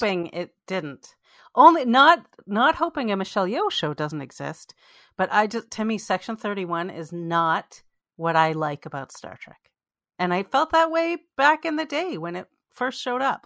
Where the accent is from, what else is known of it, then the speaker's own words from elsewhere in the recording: Canada; we're both Canadian Jews